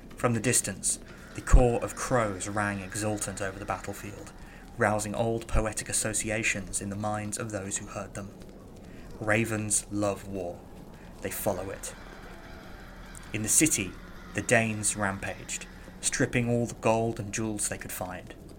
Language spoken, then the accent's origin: English; Birmingham, West Midlands, United Kingdom; I'm from Birmingham, I'm from Mercia